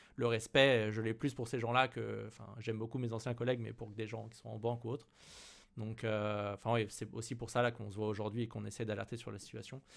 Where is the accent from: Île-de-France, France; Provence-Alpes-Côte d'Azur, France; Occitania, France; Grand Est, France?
Île-de-France, France; Paris; en tant que parisien